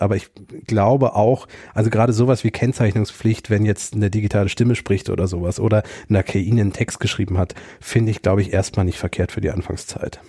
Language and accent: German; Germany; wir sprechen als Deutsche Englisch sehr englisch aus